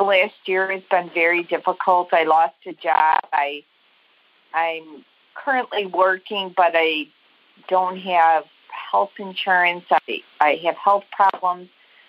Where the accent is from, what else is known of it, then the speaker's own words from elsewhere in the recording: Chicago, Illinois, United States; I am good. I'm from Chicago, Illinois.